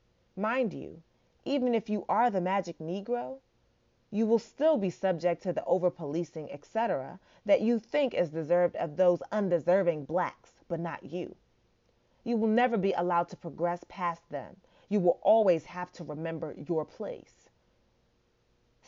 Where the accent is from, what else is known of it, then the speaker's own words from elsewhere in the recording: Nigeria; And I'm Nigerian